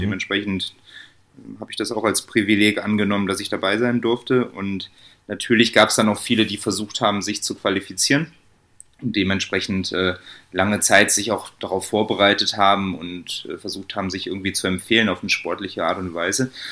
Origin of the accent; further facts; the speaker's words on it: Bonn, North Rhine-Westphalia, Germany; moved away as an adult; now in Munich, Germany; ich komme ursprünglich aus Bonn, ähm, wohne jetzt aber schon seit über vier Jahren